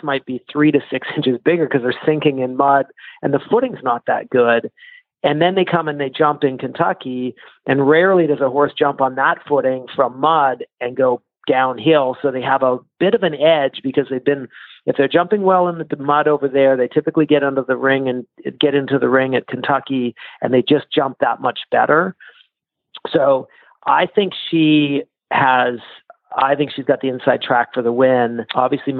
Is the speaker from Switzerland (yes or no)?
no; Canada; I'm Canadian